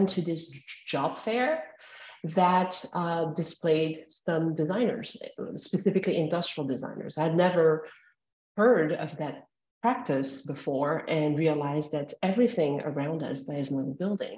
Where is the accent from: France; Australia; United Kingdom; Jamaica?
France; outside of Paris, Île-de-France; as a teenager growing up outside of Paris